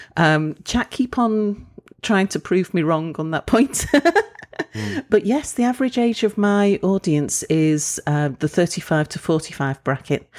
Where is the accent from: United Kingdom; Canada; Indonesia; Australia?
United Kingdom; moved away as an adult; I'm British